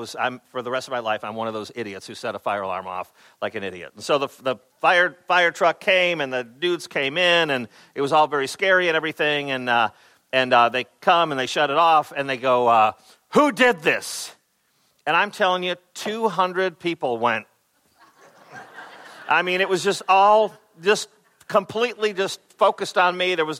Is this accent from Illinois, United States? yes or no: yes; Chicago, Illinois, United States; I grew up in Chicago area.